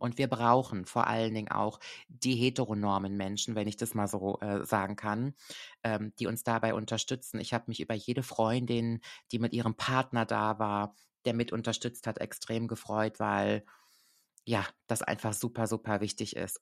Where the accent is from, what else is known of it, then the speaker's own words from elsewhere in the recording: Koblenz, Rhineland-Palatinate, Germany; ich liebe ja meine Heimat sehr. Wirklich, ich bin sehr, sehr Koblenz verbunden